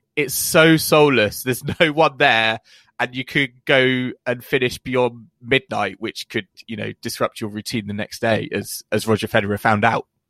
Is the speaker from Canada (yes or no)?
no; United Kingdom; a British fan